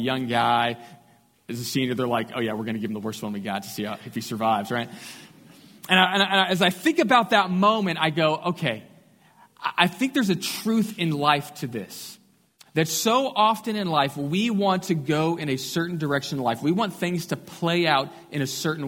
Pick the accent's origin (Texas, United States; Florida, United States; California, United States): Texas, United States; Katy; I grew up just outside of Houston in Katy, west side